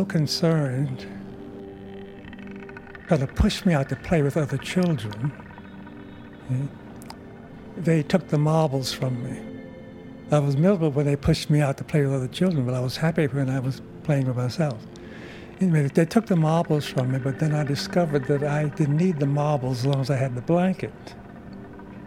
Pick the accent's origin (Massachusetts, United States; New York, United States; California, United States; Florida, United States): Florida, United States; Miami; moved away; also born or lived in Jacksonville, Florida / Idaho; Originally, I'm from Florida. Born in Jacksonville, reared in both Jacksonville and in Miami. Primarily in the Everglades section, a part outside of Miami